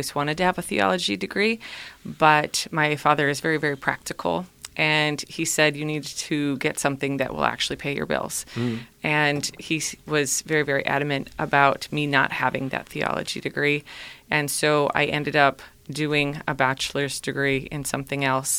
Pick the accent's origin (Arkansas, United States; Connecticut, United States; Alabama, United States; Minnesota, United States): Minnesota, United States; moved away as an adult; now in Cleveland, United States; I grew up in Minnesota